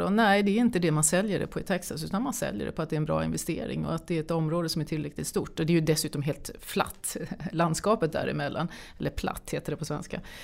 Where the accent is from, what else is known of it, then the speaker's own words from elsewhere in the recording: Sweden; som svensk